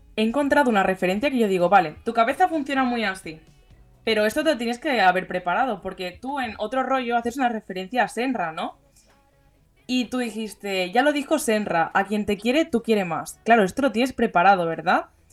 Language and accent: Spanish; Barcelona, Catalonia, Spain; nosotros que somos de Barcelona